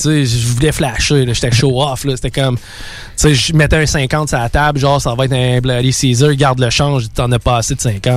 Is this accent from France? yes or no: no; Quebec City, Quebec, Canada; je viens de Québec